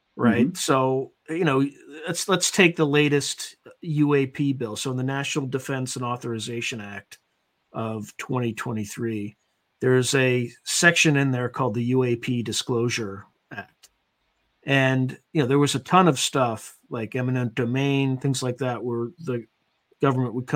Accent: Wilmington, Delaware, United States; moved away as an adult; I was originally from Wilmington, Delaware

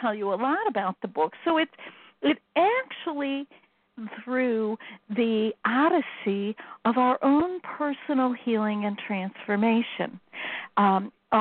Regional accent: Chicago, Illinois, United States; now in Iowa, United States; I'm from Chicago

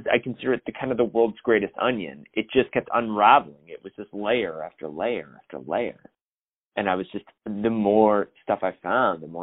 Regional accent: Hampstead, New Hampshire, United States; I'm originally from Hempstead, New Hampshire, which is like a really small town that's like in southern New Hampshire.

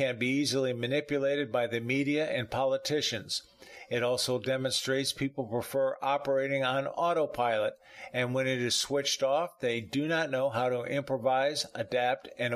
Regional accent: the South, United States; now in Palm Harbor, United States; I'm from the South

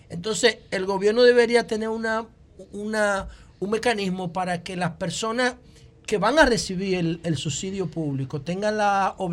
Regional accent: Dominican Republic

